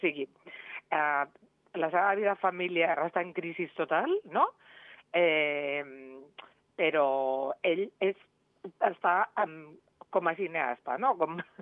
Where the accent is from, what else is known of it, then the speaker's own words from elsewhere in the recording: Reus, Catalonia, Spain; now in Andorra; jo sóc de Reus